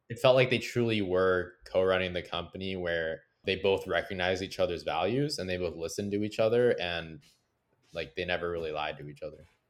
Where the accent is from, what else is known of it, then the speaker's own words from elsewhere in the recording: Canada; I'm proud to be Canadian today